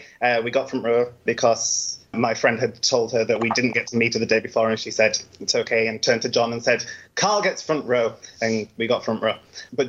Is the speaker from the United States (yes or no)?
no; London, United Kingdom; I am a Londoner.